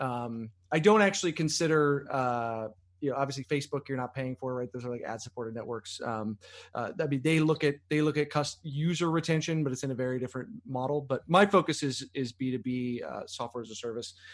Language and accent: English; Chicago, Illinois, United States; moved away; I'm from Chicago